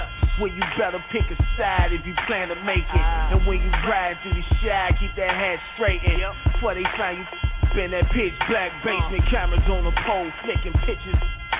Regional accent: Chicago, Illinois, United States; and when I'm out of town, I let them know I'm from Chicago.

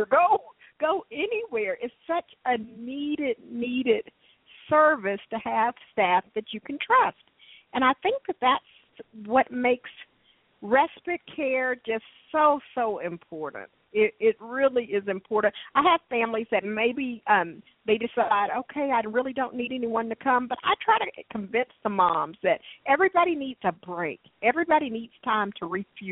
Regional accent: Dallas, Texas, United States; I was born and raised here in Dallas

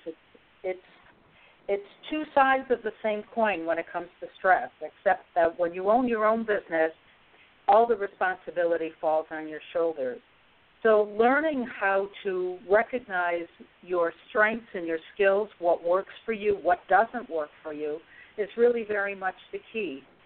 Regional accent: Syracuse, New York, United States; moved away; It's my hometown

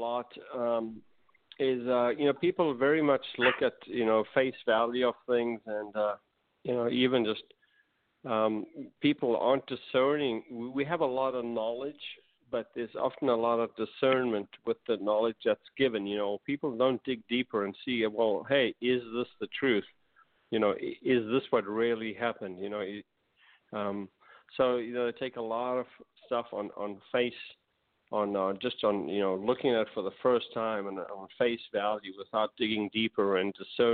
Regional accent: United States; being an American

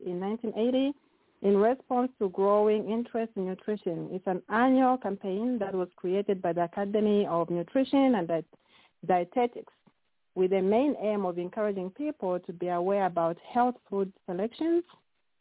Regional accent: Zambia; now in United States; as we come from Zambia

